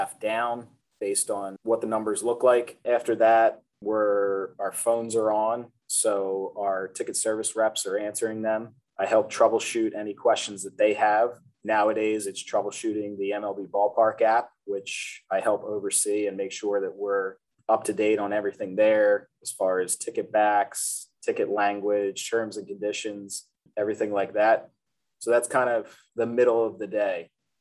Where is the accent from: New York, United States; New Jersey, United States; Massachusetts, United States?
New Jersey, United States; Ocean City; growing up in Ocean City